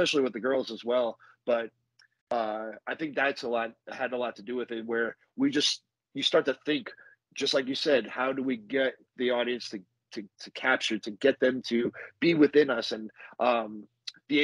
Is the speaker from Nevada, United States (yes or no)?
yes; Las Vegas, Nevada, United States; also born or lived in New Jersey; I was born in New Jersey, and all my family's from New Jersey. Like, I'm a Jersey kid, but I just grew up out here in Vegas.